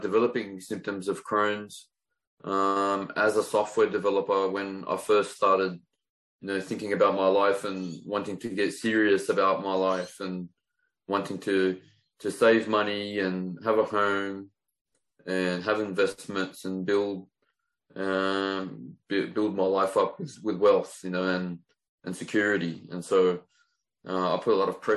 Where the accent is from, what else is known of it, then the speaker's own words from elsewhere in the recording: Sydney, New South Wales, Australia; I was born in Fairfield in Western Sydney, at Fairfield Hospital. I went to Fairfield High School and I lived there until in my 20s